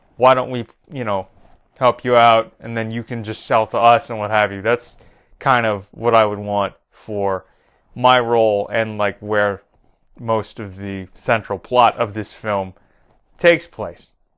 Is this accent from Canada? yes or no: yes; Toronto, Ontario, Canada; Toronto, Canada, my hometown